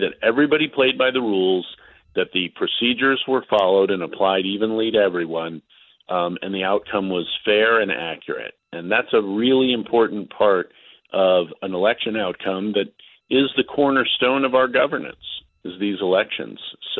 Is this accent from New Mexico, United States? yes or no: no; Virginia, United States; my home state